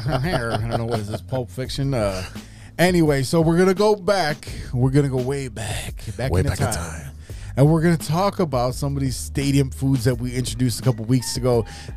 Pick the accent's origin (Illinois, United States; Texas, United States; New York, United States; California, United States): Illinois, United States; Chicago; Yeah, I am from Chicago. We like to eat our hot chips up there in Chicago